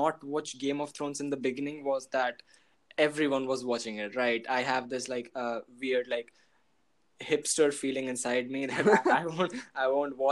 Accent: Kolkata, West Bengal, India; I'm from Kolkata, India.

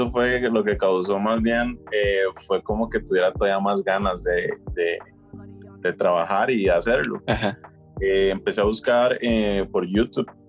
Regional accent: Costa Rica; soy de Costa Rica

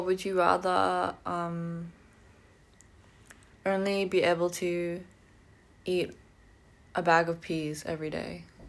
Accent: Hawaii, United States; Yeah, I am from Hawaii.

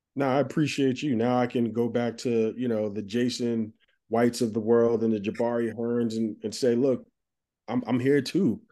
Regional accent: Plainfield, New Jersey, United States; now in Brooklyn, United States; I grew up in Plainfield, New Jersey

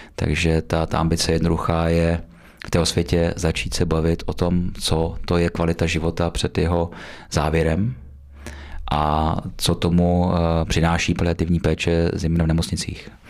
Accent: Beroun District, Central Bohemian Region, Czechia; já pocházím z Berounska, uh, blízko Berouna

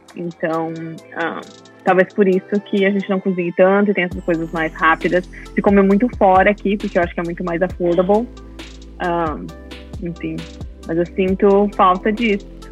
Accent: Caxias do Sul, Rio Grande do Sul, Brazil; moved away as an adult; also born or lived in Frisco, Texas; now in Melissa, United States; eu sou de Caxias do Sul, uh, nasci e cresci no Rio Grande do Sul, no Brasil, e estou morando no Texas há 5, 6 anos

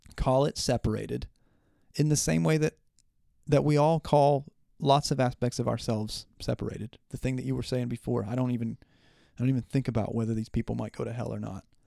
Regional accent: Southern West Virginia, United States; I'm from Southern West Virginia

